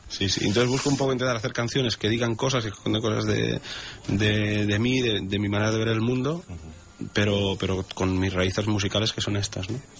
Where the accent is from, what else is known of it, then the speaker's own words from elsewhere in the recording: Sabadell, Catalonia, Spain; moved away as an adult; now in Tossa de Mar, Spain; yo vivo, aquí hace casi ocho años. Soy de Sabadell